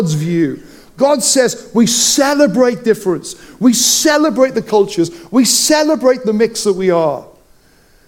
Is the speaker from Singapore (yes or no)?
no; Wales, United Kingdom; growing up in Wales, I can roll my R's